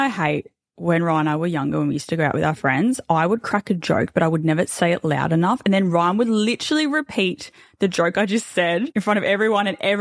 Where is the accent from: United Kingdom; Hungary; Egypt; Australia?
Australia; We're like Aussie, typical Aussie Bogan family